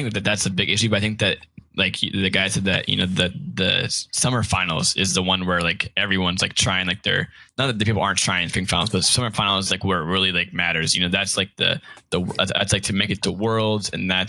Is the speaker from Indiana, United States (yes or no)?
no; Florida, United States; also born or lived in Tampa, Florida; I'm from Florida